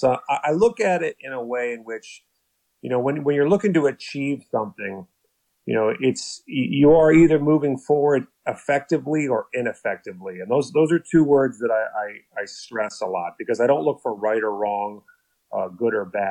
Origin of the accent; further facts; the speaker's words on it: Cleveland, Ohio, United States; moved away; also born or lived in Ireland / Southwest Florida; I was born in Ireland, but I grew up in Cleveland, Ohio, moved to Southwest Florida, where I started to gain some attention for basketball